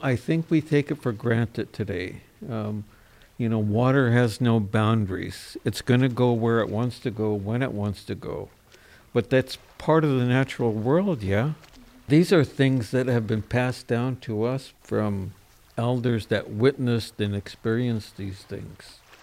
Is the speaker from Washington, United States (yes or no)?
yes; Nooksack River, Washington, United States; I grew up, lived in the fishing village here on the Nooksack River